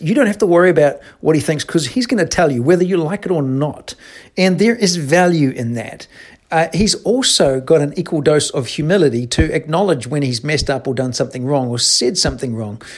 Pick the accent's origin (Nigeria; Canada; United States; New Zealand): New Zealand; moved away; I'm from New Zealand